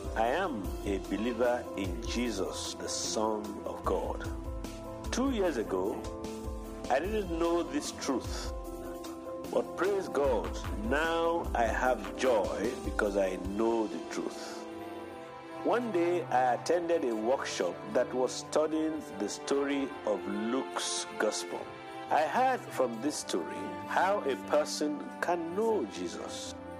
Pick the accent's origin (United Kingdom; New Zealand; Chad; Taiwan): Chad; I am a Chadian from Chad.